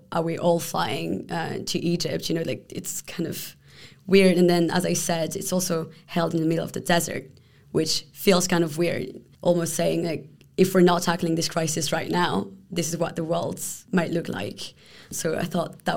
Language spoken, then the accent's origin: English; Paris, Île-de-France, France; moved away as an adult; also born or lived in Palestine / Jordan; now in Brussels, Belgium; I'm originally from Paris.